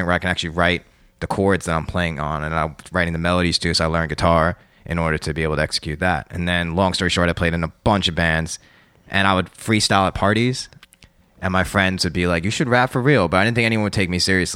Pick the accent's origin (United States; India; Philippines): United States; New York; being a New Yorker and being half white